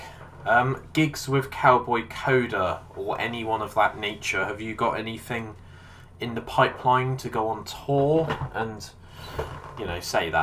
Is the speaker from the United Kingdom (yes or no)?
yes; United Kingdom; really, really close to my hometown in the UK